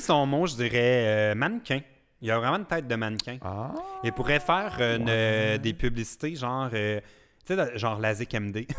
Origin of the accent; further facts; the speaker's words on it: Vaudreuil-sur-le-Lac, Quebec, Canada; je me suis rapproché de la Montérégie, mais, euh, je viens de Vaudreuil, euh, d'Orion. Vaudreuil sur le lac